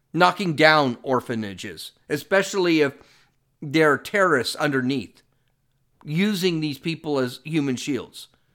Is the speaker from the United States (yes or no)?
yes; Los Angeles, California, United States; I'm from Los Angeles